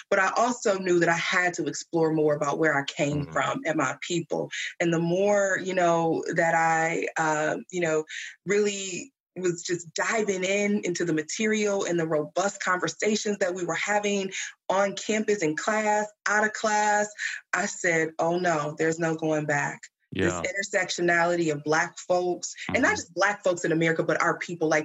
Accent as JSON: {"language": "English", "town": "Flint", "region": "Michigan", "country": "United States", "tie": "born or raised there", "said": "Growing up in Flint, uh, it was a mixture of smaller city version of Detroit, but also very country in a way."}